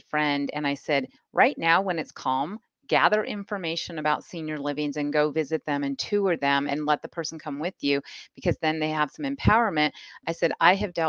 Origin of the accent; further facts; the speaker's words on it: Colorado, United States; I grew up here in Colorado